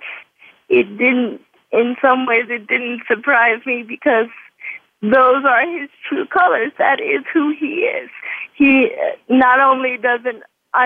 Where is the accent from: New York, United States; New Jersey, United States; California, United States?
New York, United States; as a New Yorker